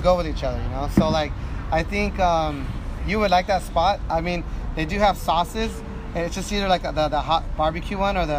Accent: Los Angeles, California, United States; also born or lived in La Puente, California / Utah; I was born in East

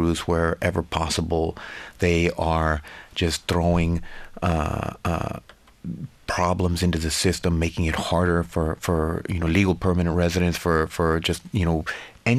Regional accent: Laredo, Texas, United States; I'm from Laredo, which is the city where Rosa was living. And, you know, we're a small community

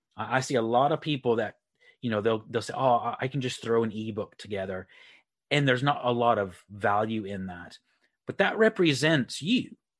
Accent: Texas, United States; moved away as an adult; also born or lived in Republic of Ireland; now in Leeds, United Kingdom; I uh, live in the UK up near Leeds. Uh, but I am originally from Texas. So um, I'm from Texas, moved to the Republic of Ireland on the West Coast about 15 years ago and then moved to the UK uh, about nine years ago

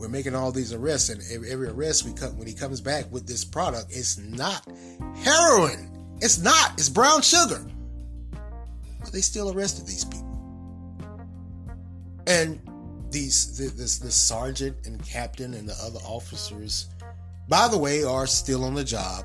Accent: Raleigh, North Carolina, United States; I was born and raised in Raleigh

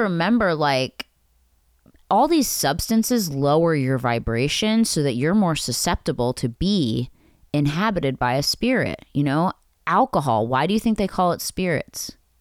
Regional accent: Pennsylvania, United States; I grew up in Pennsylvania

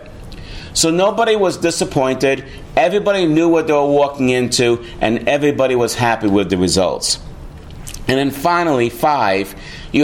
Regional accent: New York City, New York, United States; my hometown, New York City

